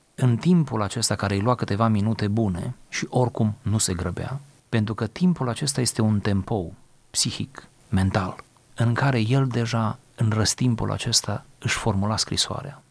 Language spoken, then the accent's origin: Romanian; Romania; demnitatea noastră ca români